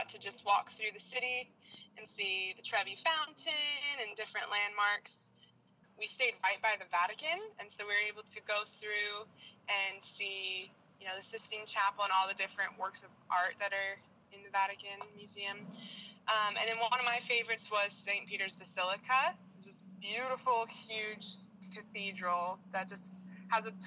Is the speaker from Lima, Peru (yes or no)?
yes; Lima, Peru; moved away; my hometown, Lima, Peru